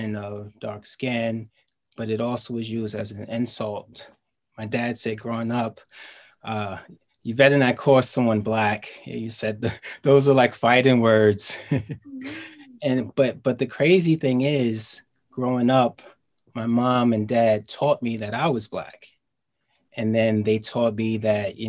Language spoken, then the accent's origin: English; New York City, New York, United States; I live in Queens and I'm from Queens